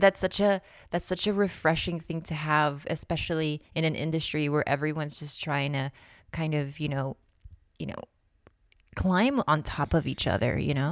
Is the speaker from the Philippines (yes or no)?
yes; Philippines; moved away; also born or lived in Nevada; I grew up in the Philippines, and I swam for the Philippine team for a couple of years